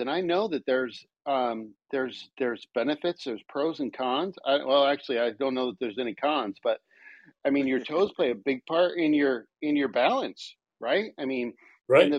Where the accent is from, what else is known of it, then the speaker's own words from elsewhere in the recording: Lake George, New York, United States; moved away as an adult; also born or lived in Greeley, Colorado; I grew up in New York, in Lake George, New York